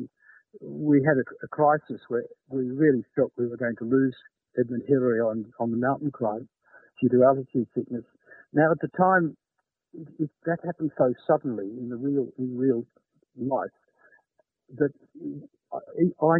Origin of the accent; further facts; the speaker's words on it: Australia; I'm Australian